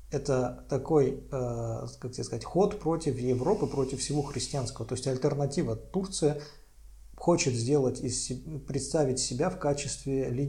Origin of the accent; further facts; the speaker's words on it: Armenia; один из учредителей компании Нубаров и я, армянин.